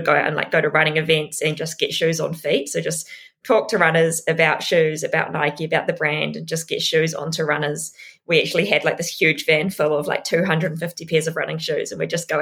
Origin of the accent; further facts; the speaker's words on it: Tauranga, Bay of Plenty, New Zealand; I grew up in Tauranga. I lived in Tauranga till I was about 17.